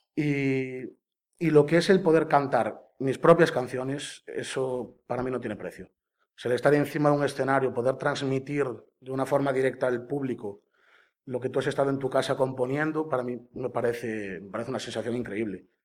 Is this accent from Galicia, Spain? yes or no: yes; Caldas de Reis, Galicia, Spain; de Caldas de Reis, eh, nací allí, viví allí toda mi vida